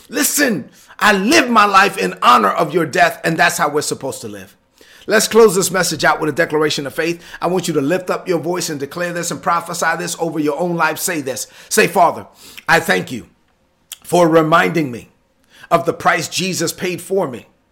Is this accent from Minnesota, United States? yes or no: no; New York City, New York, United States; I'm from Brooklyn.